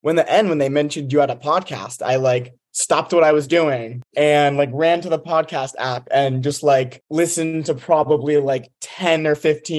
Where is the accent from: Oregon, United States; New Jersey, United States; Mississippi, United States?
New Jersey, United States; Montclair; moved away as an adult; now in Georgia, United States; I'm from New Jersey, North Jersey, Montclair.